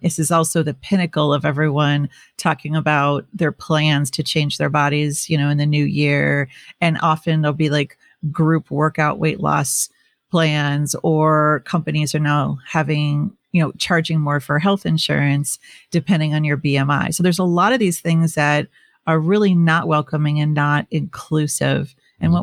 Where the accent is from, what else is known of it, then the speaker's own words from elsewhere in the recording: Minnesota, United States; growing up in Minnesota in the 80s